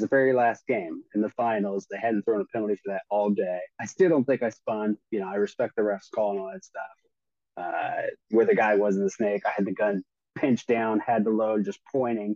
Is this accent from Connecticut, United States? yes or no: no; Torrance, California, United States; moved away; also born or lived in Georgia; I am originally from California, from Torrance, which is a suburb of Los Angeles